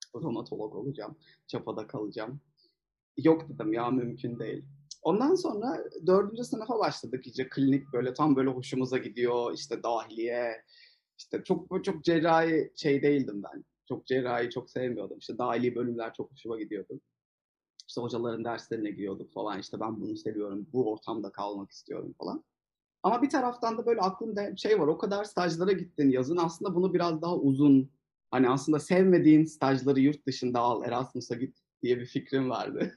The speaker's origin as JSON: {"language": "Turkish", "region": "Mersin", "country": "Turkey", "tie": "born or raised there", "also_born_or_lived": "Istanbul", "moved": "as an adult", "said": "ben Mersinliyim. Liseyi Mersin'de okudum."}